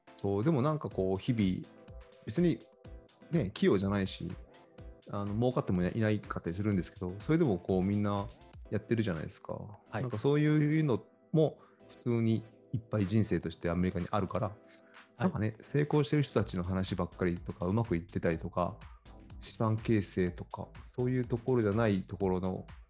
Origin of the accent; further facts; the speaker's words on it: Fujieda, Shizuoka, Japan; now in San Francisco, United States; サッカーしかやってないですよ、うちの地元